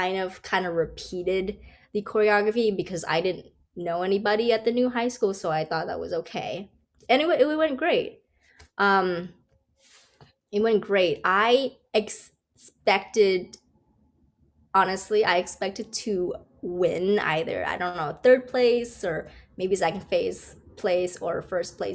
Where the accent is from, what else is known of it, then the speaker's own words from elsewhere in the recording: Hawaii, United States; moved away as an adult; also born or lived in New York City; I'm from Hawaii. And I always felt like I'm trapped on an island.